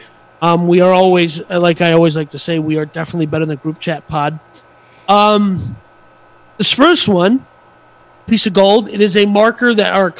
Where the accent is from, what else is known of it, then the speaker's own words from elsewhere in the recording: United States; I'm American